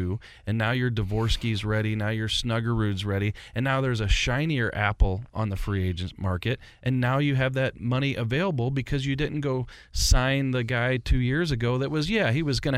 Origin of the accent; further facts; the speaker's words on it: Jeffco, Missouri, United States; I grew up in Jeffco